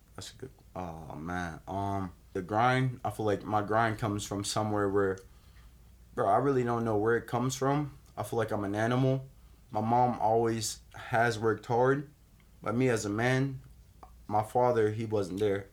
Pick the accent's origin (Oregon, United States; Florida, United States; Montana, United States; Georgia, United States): Florida, United States; West Palm Beach; I grew up downtown West Palm Beach